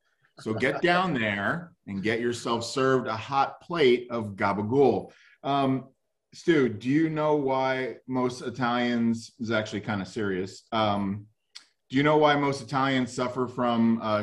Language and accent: English; Florida, United States